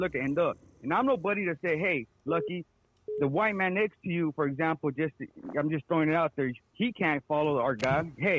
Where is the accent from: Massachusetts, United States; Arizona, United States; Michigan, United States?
Arizona, United States; Phoenix; I got 5 kids. I recently, last year, bought 40 acres up north. I'm from Phoenix, Arizona